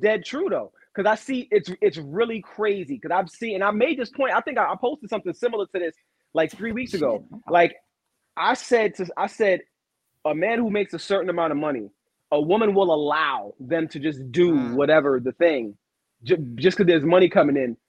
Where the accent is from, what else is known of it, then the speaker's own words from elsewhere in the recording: New York City, New York, United States; I'm from Brooklyn